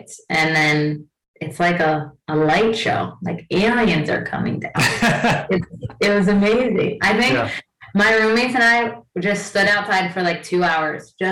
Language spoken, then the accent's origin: English; New Jersey, United States; moved away as an adult; also born or lived in New York / Iceland; I'm from Jersey, went to Rutgers in New Jersey